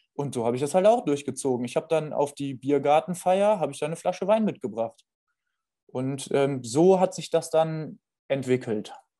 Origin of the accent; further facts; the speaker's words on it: Düsseldorf, North Rhine-Westphalia, Germany; moved away; also born or lived in Winningen; ich komme ursprünglich aus der Gegend Neues Düsseldorf. Ich bin in Düsseldorf geboren.